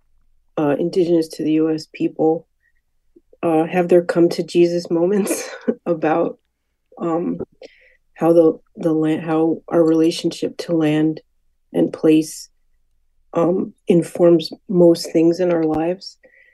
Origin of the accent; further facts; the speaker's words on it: Hartford, Connecticut, United States; Yeah, I was born and raised in Hartford. My parents both went to Hart School of Music, but they weren't from Connecticut, but they settled.